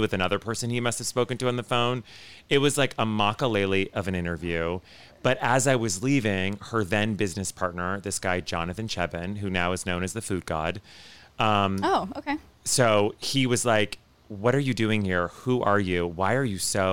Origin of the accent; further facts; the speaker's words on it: Ottawa, Ontario, Canada; moved away as an adult; also born or lived in Kingston, Canada; I grew up in Ottawa, Canada, which is the nation's capital